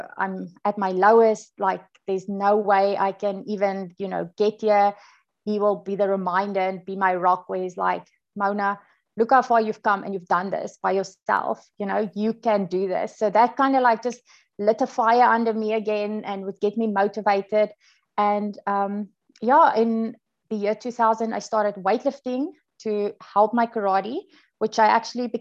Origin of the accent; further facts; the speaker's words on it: South Africa; moved away as an adult; also born or lived in United States; now in New Zealand; Born and bred in South Africa. I've basically been living there my whole life.